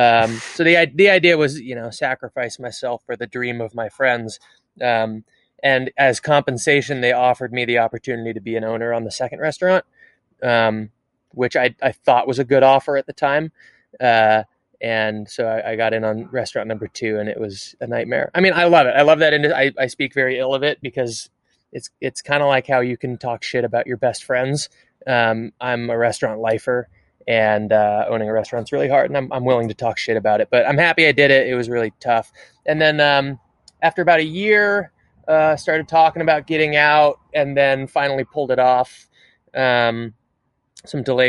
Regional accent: Seattle, Washington, United States; moved away; also born or lived in California; I'm from Seattle originally

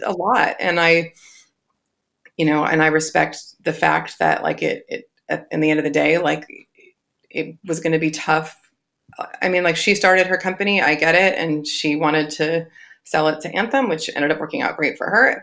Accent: Southern California, United States; also born or lived in Long Beach; I'm born and raised in Southern California

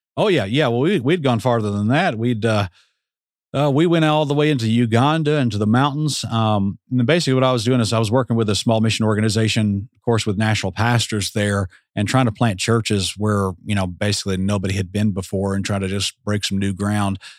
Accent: Atlanta, Georgia, United States; I grew up in Metro Atlanta

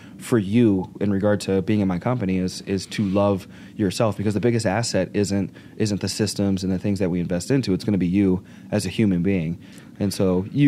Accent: Pittsburgh, Pennsylvania, United States; I'm from Pittsburgh.

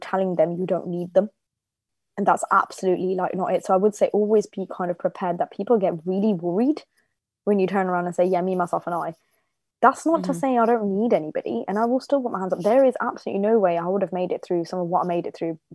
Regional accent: Bedworth, West Midlands, United Kingdom; also born or lived in Germany / Nottingham / Oxford; I was born and brought up in Germany, but I moved to Bedworth when I was 9

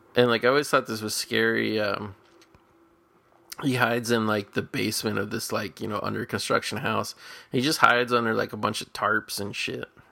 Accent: Cincinnati, Ohio, United States; I grew up in Cincinnati where we have, like, Cincinnati chili

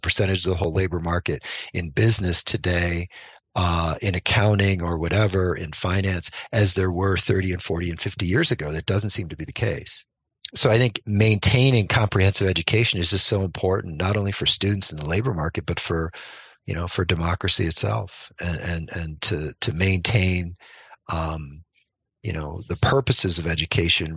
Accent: New York, United States; moved away; my home state of New York

